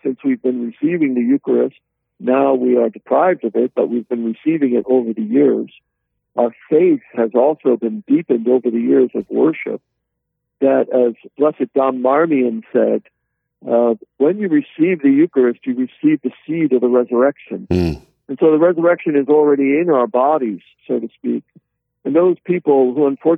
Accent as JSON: {"language": "English", "town": "Yonkers", "region": "New York", "country": "United States", "tie": "born or raised there", "also_born_or_lived": "Pennsylvania / Columbus, Ohio", "moved": "as an adult", "lives_now": "Omaha, United States", "said": "I was born in Yonkers, New York"}